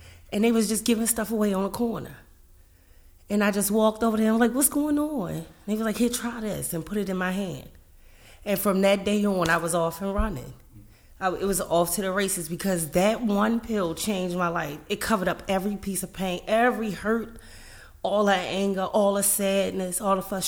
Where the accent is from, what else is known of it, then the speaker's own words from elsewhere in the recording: Baltimore, Maryland, United States; I grew up in Baltimore City